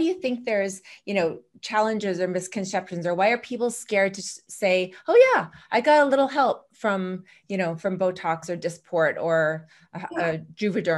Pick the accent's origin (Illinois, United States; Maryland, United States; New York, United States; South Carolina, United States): Illinois, United States; Chicago; I'm from Chicago and heard all about you even back then.